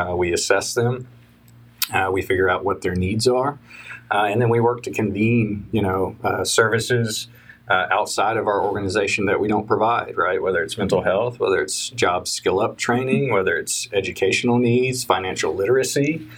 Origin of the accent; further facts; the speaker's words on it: Madisonville, Kentucky, United States; also born or lived in Japan / South Carolina / Germany / Georgia; So I was born in Japan. I lived in South Carolina. I lived in Germany, lived in Georgia, lived in Kentucky. My father retired after about 25 years in the Army, and we ended up in Madisonville, Kentucky, of all places. So graduated high school there